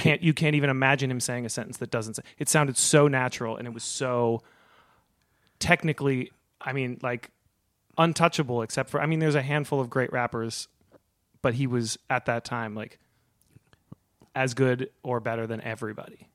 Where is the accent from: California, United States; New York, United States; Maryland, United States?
California, United States; Berkeley; now in Los Angeles, United States; I live in Los Angeles, but I grew up, uh, in Berkeley